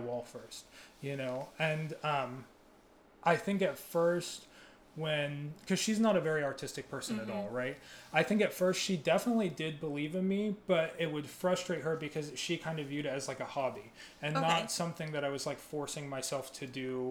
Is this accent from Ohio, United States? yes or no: yes; Ohio, United States; moved away; I'm originally from Ohio